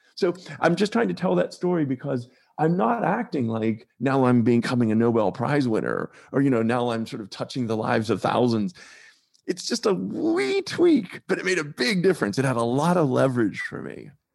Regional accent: Pittsburgh, Pennsylvania, United States; moved away as an adult; also born or lived in North Carolina; I grew up in Pittsburgh, Pennsylvania, but I spent a lot of time in my sort of medium adult in North Carolina

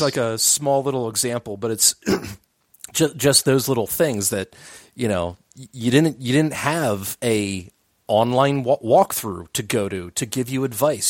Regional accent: Delaware County, Pennsylvania, United States; we grew up in Delco, so, like, it was very easy for us to just go walk to all of our friends' houses

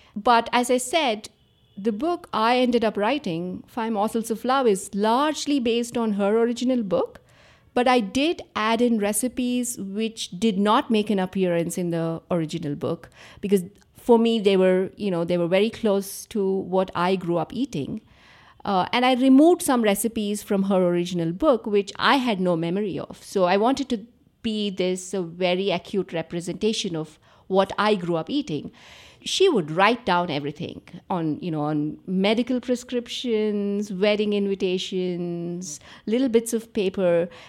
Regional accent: Andhra Pradesh, India; I grew up in Andhra Pradesh

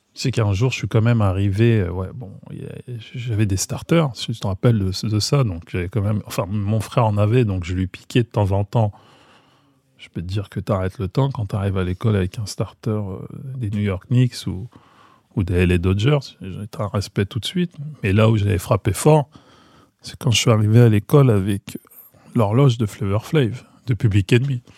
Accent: Maisons-Alfort, Île-de-France, France; J'ai grandi donc à Maison Alfort, donc j'étais euh, dans la norme du banlieusard, on va dire.

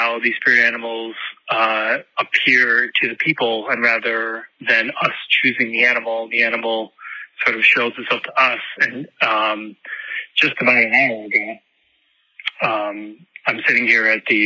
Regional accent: Milwaukee, Wisconsin, United States; I'm from Milwaukee, Wisconsin, but I'm calling you from Salem, Massachusetts

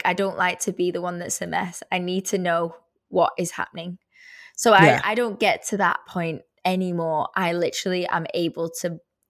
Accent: Edinburgh, Scotland, United Kingdom; We're both from Edinburgh, Scottish, so we're like bonding over that. And it's so nice to have a fellow Scot around to relate to.

